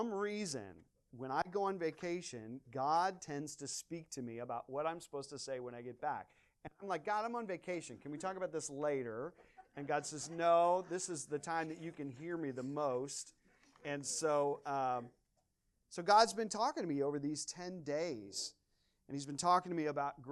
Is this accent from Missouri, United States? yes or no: yes; Washington, Missouri, United States; moved away; My hometown is Washington, Missouri